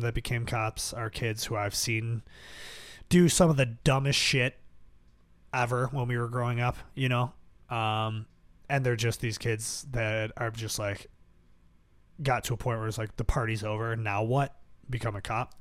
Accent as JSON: {"language": "English", "town": "Buffalo", "region": "New York", "country": "United States", "tie": "born or raised there", "said": "I grew up in South Buffalo."}